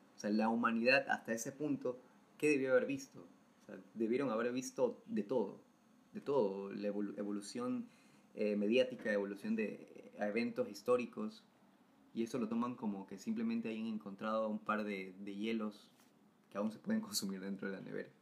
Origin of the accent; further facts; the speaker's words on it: Salinas, Santa Elena, Ecuador; now in Guayaquil, Ecuador; soy foráneo, ustedes los ya conocen, soy de Salinas